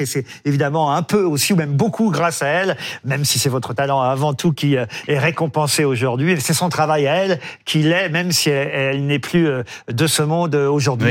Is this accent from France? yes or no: yes; France; chez nous en France